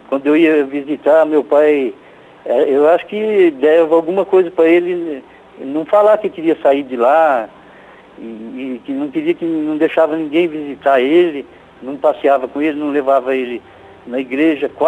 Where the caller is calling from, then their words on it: Arapongas, Paraná, Brazil; É de Arapongas, padre.